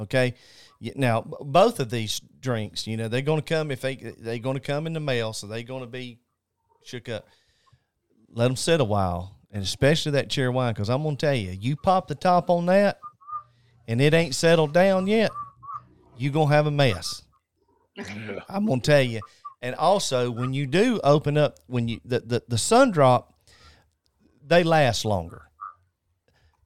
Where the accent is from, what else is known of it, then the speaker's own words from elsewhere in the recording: North Carolina, United States; I'm originally from North Carolina. I'm just a mountain boy from North.